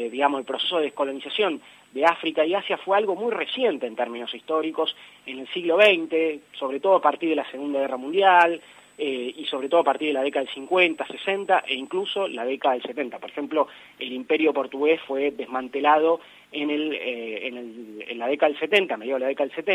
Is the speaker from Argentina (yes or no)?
yes; Argentina